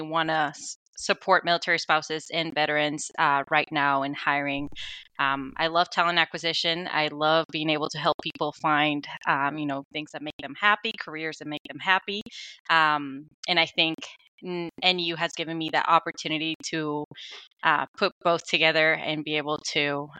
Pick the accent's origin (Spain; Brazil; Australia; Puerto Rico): Spain; moved away as an adult; now in United States; I'm originally from Spain. I ended up in the U.S. about 8 years ago.